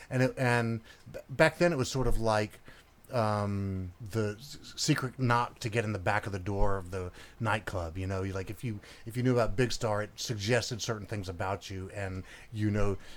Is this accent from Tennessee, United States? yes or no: yes; Memphis, Tennessee, United States; Yeah, I, well, I was born and raised in Memphis in 1961.